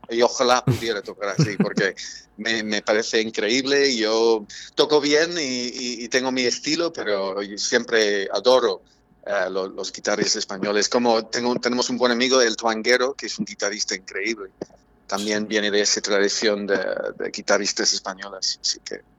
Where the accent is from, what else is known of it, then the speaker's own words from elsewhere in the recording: Ireland; Spanish is a second language; now in Madrid, Spain; en mi país, Irlanda